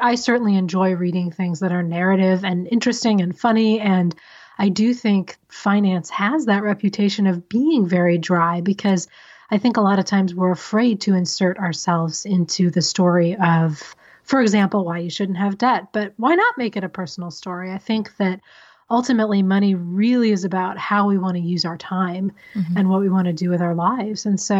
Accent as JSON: {"language": "English", "region": "Missouri", "country": "United States", "tie": "born or raised there", "also_born_or_lived": "San Diego, California / Decatur, Illinois", "said": "So I was born in San Diego, and then my family moved to the Midwest, and we lived in Decatur, Illinois, and then a suburb of St. Louis, Missouri."}